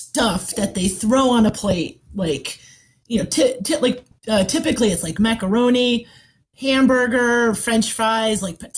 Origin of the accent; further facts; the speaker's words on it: Rochester, New York, United States; I was pretty much born and raised in Rochester, and I've lived a couple other places, but, you know, I really feel like this is home